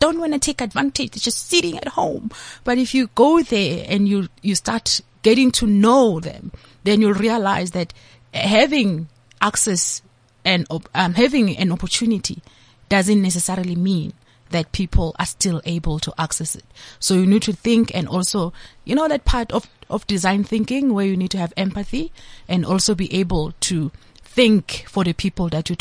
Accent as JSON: {"language": "English", "town": "Diepsloot", "region": "Gauteng", "country": "South Africa", "tie": "born or raised there", "second_language": "English", "said": "So I am a child from Diepsloot"}